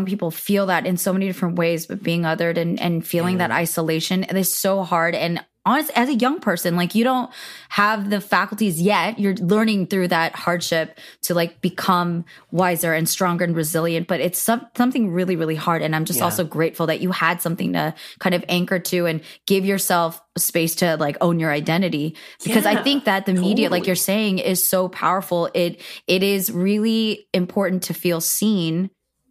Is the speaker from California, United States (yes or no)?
yes; Cupertino, California, United States; I grew up in Cupertino, California, which is very Asian American